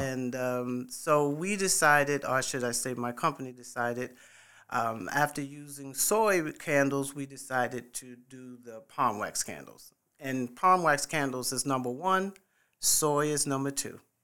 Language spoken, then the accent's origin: English; New York City, New York, United States; moved away as an adult; also born or lived in Fort Bragg, North Carolina / Midlands, South Carolina; now in Columbia, United States; I am originally from New York City. I was born in the Bronx and, uh, graduated in Springfield Gardens, Queens, um, and, uh, as, when I turned eighteen years old, I left New York